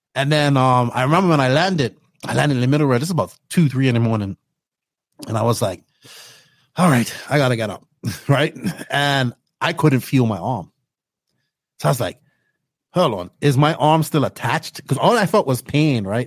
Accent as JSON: {"language": "English", "country": "Bermuda", "tie": "born or raised there", "accent": "Bermudian", "moved": "as an adult", "lives_now": "Dominican Republic", "said": "Bermuda, growing up in Bermuda"}